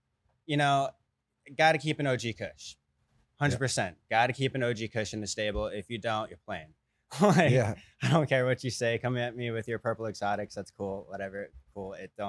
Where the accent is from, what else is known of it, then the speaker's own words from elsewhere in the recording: California, United States; also born or lived in Las Vegas; I'm from Cali.